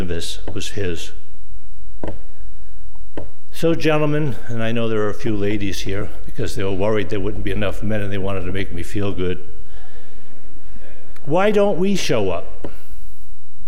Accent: Boston, Massachusetts, United States; moved away; I come from Boston, and I'm proud of it

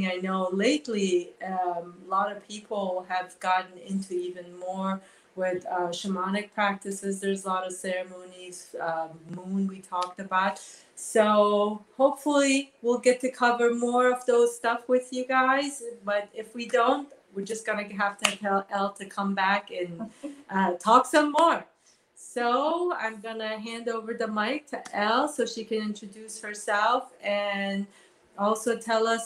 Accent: Iran; I'm from Iran, we have our own type of ceremonies close to our new year

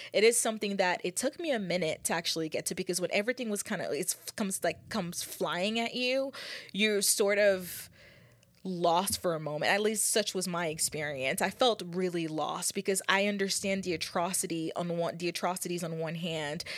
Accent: United States; as a United States people, as a American people, as a country

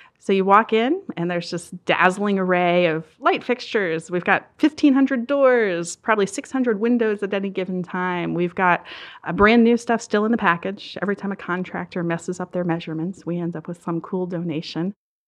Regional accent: Maryland, United States; I grew up down in Southern Maryland, right on the water in this beautiful old brick cottage, and it was an idyllic childhood.

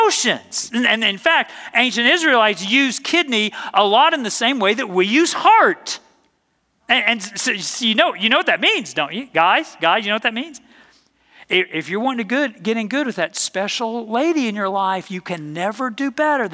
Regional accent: the South, United States; I'm from the South

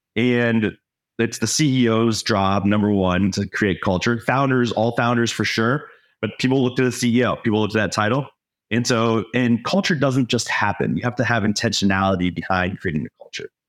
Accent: Florida, United States; now in Minnesota, United States; I'm not from here. I grew up in Florida.

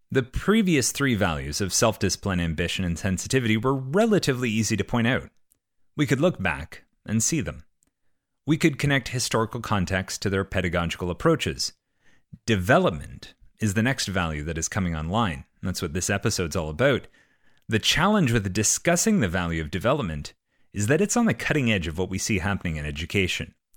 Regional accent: Canada; I'm Canadian.

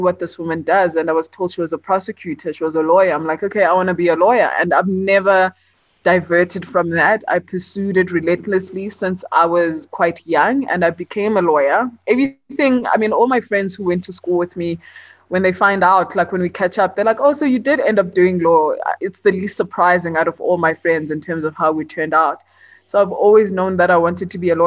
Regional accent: Johannesburg, Gauteng, South Africa; also born or lived in Port Elizabeth; I was born in Johannesburg, and I spent some time in Port Elizabeth before I started school. And then when it was time to start school, I came back to Joburg. And I've been here ever since

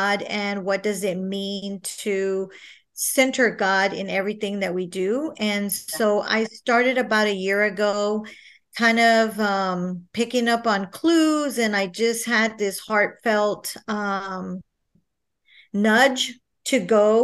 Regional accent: San Marcos, Texas, United States; I am born and raised in San Marcos, Texas

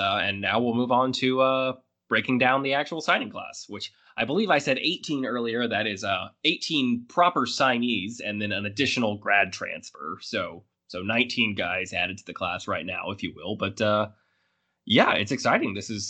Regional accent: Alabama, United States; my home state of Alabama

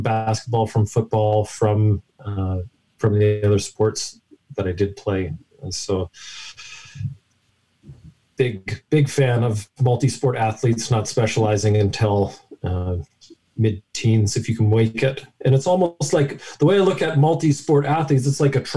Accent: London, Ontario, Canada; I grew up in London, Ontario, down the road from you.

